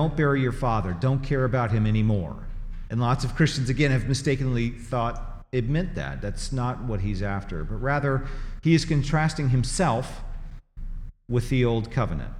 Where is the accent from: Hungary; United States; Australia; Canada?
United States; Tennessee; moved away as an adult; also born or lived in Missouri; now in Greenville, United States; I grew up in Tennessee and lived there for 25 years and then lived in Missouri for 15 years, this is home.